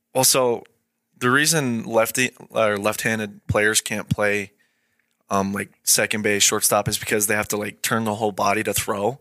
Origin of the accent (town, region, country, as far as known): Idaho, United States; born or raised there; also born or lived in Great Falls, Montana